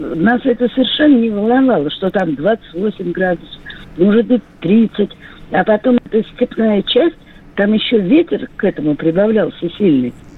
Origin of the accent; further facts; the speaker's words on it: Orenburg, Orenburg Oblast, Russia; Я выросла в Оренбурге, в Казахстане.